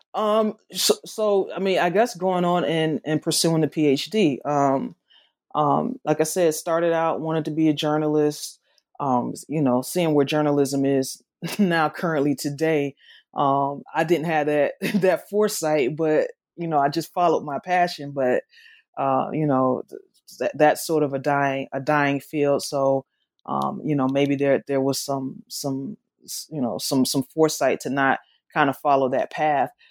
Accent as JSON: {"language": "English", "region": "the South", "country": "United States", "accent": "southern", "said": "my accent, though it's it's southern, it's not Memphis Southern."}